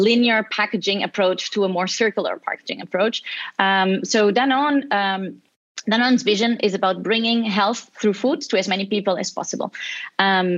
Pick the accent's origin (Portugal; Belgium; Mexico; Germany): Portugal; now in Barcelona, Spain; I'm originally from Portugal. I'm currently in Barcelona